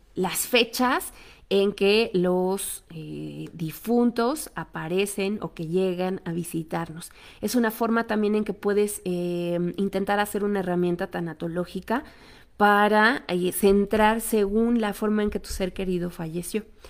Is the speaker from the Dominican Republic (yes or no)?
no; Mexico; nosotros como cultura mexicana